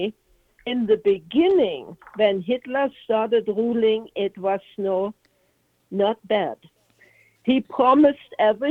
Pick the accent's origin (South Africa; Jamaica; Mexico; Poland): Poland; Lubań, Lower Silesian Voivodeship; English is a second language; also born or lived in West Germany; now in United States; I am from East Germany. I'm from Lauban, East Germany.